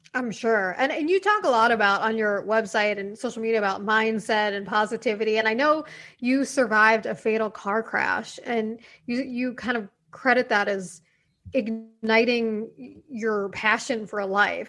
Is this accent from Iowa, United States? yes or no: no; New York City, New York, United States; I'm from New York City.